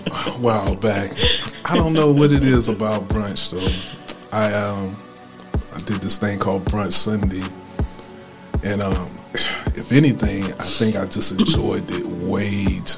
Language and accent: English; Anderson, South Carolina, United States; I'm from Anderson